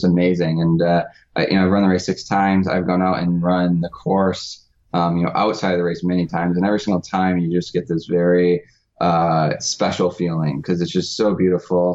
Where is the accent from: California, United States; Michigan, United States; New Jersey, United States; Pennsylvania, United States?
Michigan, United States; now in Monterey, United States; I grew up in Michigan where it's very, very distinct seasons